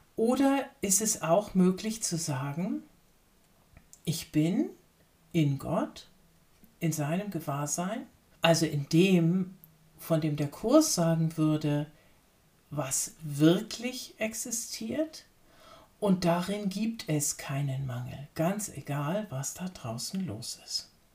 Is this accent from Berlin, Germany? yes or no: no; Lübeck, Schleswig-Holstein, Germany; als gebürtige Hanseatin, Lübeckerin